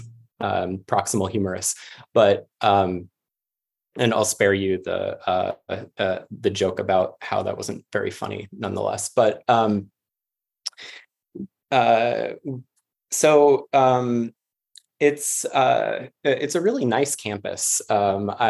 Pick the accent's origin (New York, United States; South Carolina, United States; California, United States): New York, United States; New York City; moved away as an adult; also born or lived in Boston; now in Georgia, United States; I'm originally from Queens in New York City